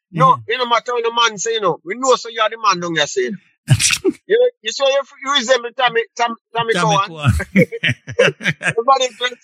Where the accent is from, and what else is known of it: Kingston, Jamaica; born or raised there; moved away as an adult; also born or lived in Sligoville, St. Catherine, Jamaica; now in Toronto, Canada